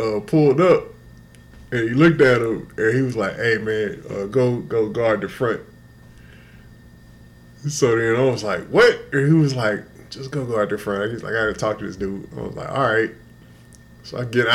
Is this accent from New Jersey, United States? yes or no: no; Houston, Texas, United States; I'm from Houston